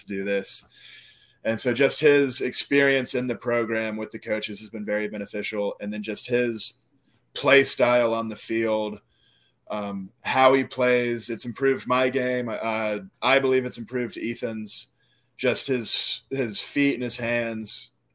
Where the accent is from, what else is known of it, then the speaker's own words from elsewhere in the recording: Live Oak, Florida, United States; they have Live Oak as my hometown, but if one of my teammates asks me where I'm from, I say Suwanee County